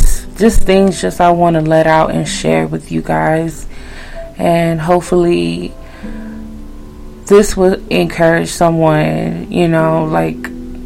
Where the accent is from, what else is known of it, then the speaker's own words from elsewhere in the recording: Haiti; accent: Haitian; my Haitian accent